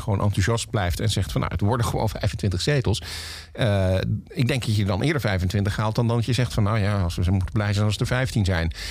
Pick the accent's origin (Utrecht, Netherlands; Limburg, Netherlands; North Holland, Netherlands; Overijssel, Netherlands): Limburg, Netherlands; Heerlen; moved away; also born or lived in Valkenburg; Ik ben geboren in Heerlen, maar mijn familie komt uit Valkenburg